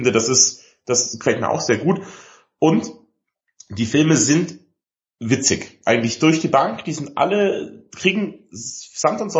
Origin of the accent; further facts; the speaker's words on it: Ottobeuren, Bavaria, Germany; Ich komme ja bekanntermaßen aus Otto Ottoweuren im Allgäu.